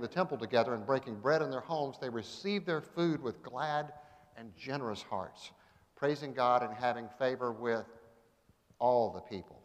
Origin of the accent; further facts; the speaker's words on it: Augusta, Georgia, United States; also born or lived in Athens, Georgia; now in Atlanta, United States; I grew up in Augusta. Augusta was my home